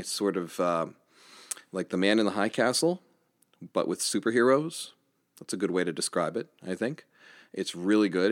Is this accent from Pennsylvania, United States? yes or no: yes; Johnstown, Pennsylvania, United States; here in, uh, my hometown of Johnstown, Pennsylvania